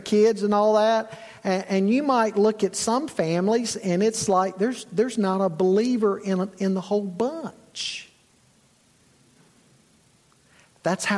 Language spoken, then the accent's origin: English; Charlotte, North Carolina, United States; moved away; also born or lived in Boone's Mill, Virginia; I grew up in Charlotte.